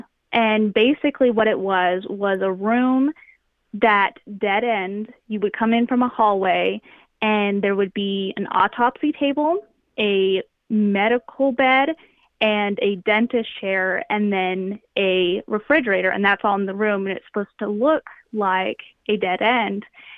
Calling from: Texas, United States; I'm in the panhandle, like up in the north.

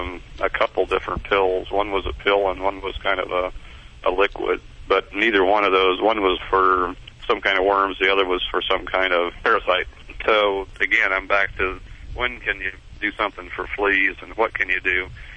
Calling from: The Woodlands, Texas, United States; The Woodlands.

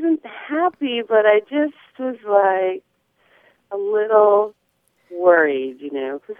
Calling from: Eureka, California, United States; I'm calling from Eureka in the real Northern California.

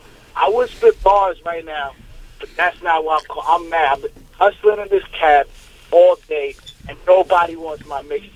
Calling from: New York City, New York, United States; I'm calling from Brooklyn. I'm out here, Brownsville, East New York, everywhere.

